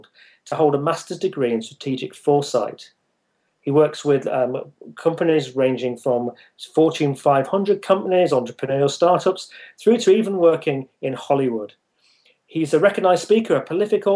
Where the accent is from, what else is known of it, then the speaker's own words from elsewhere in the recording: United Kingdom; the UK division, which is my home country